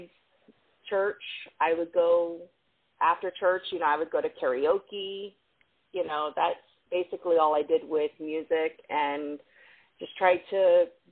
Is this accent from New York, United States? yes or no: no; South Florida, United States; also born or lived in Tulsa, Oklahoma; Well, I came here from Tulsa when I was about 6. Grew up in South Florida.